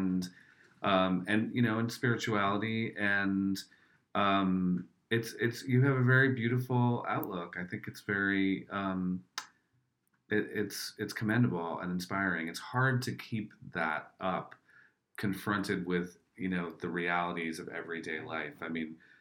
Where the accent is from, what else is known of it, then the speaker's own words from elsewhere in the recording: New York, United States; I'm from New York